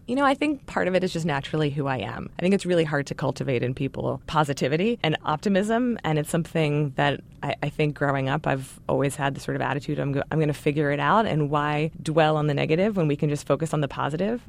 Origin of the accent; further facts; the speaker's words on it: Baltimore, Maryland, United States; I grew up in Baltimore, Maryland